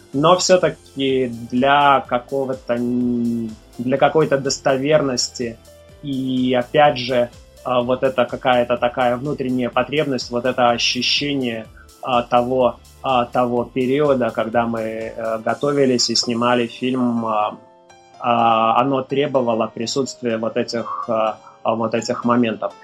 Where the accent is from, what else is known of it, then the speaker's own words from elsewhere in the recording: Mogilev, Mogilev Region, Belarus; moved away; в моем родном городе, в Могилеве